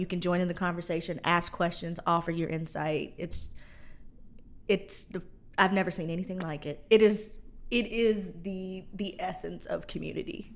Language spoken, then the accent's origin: English; Indiana, United States; also born or lived in Georgia; now in Louisiana, United States; I'm from Indiana